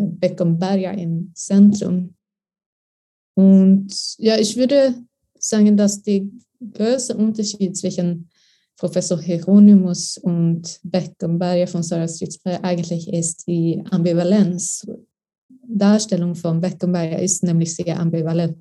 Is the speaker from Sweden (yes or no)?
yes; Sweden; German is a second language; moved away as an adult; also born or lived in Lund; now in Berlin, Germany; ich bin eine Austauschstudentin aus Schweden.